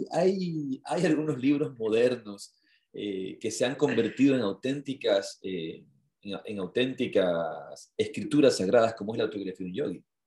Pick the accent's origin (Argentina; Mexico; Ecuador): Ecuador; Yo le dije, ah, de Ecuador